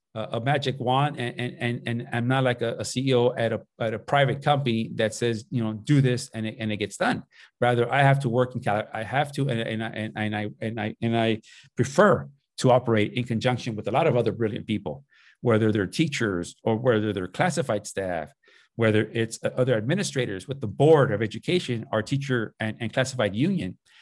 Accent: Los Angeles, California, United States; born or raised there; also born or lived in Nicolas Bravo, Chihuahua, Mexico / Tijuana, Mexico

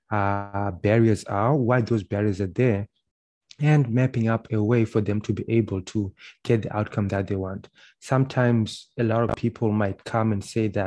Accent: Zimbabwe; now in Canada; Uh, and then they won't speak to me because I'm from Zimbabwe.

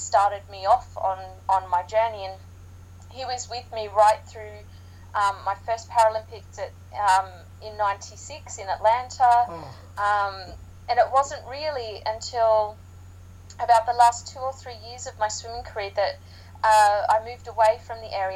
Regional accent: Sydney, New South Wales, Australia; now in United Kingdom; being Australian, growing up in Sydney

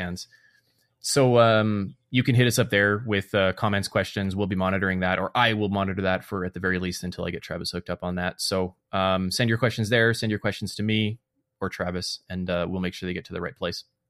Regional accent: Canada; in my nature here as a Canadian

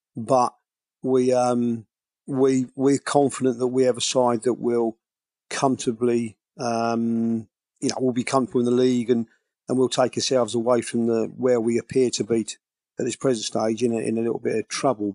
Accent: Biggleswade, East of England, United Kingdom; I'm born and bred in Biggleswade

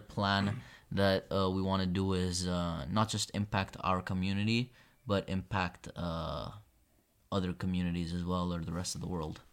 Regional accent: Kosovo; now in Brindisi, Italy; I'm from Kosovo

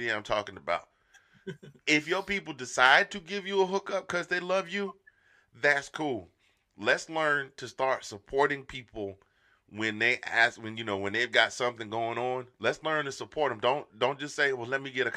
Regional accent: Georgia, United States; I grew up in Georgia

